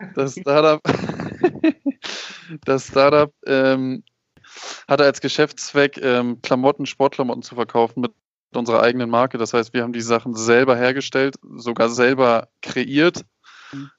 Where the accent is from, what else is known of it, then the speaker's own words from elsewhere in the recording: Hamburg, Germany; moved away as an adult; now in Puebla, Mexico; Ich komme aus ähm, Hamburg. Bin in Hamburg geboren und habe immer dort gelebt